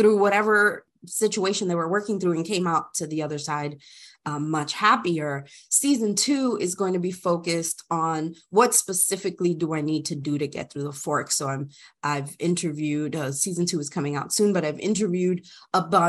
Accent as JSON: {"language": "English", "region": "New Jersey", "country": "United States", "tie": "born or raised there", "also_born_or_lived": "Austin, Texas", "moved": "as an adult", "said": "my family's from the Dominican Republic, as Brandy noted. I was born and raised in New Jersey"}